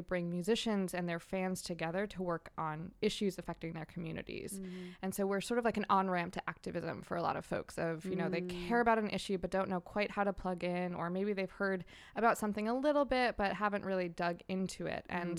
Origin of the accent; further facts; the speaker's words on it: New Hampshire, United States; moved away as an adult; now in Long Beach, United States; I'm from New Hampshire originally and made the westward migration earlier this year.